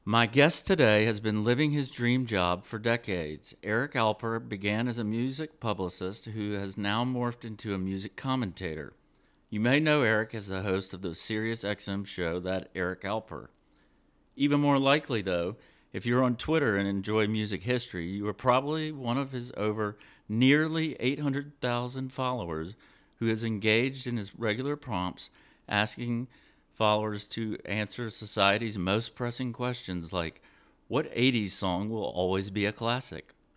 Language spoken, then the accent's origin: English; Savannah, Georgia, United States; now in Texas, United States; I'm originally from Savannah, Georgia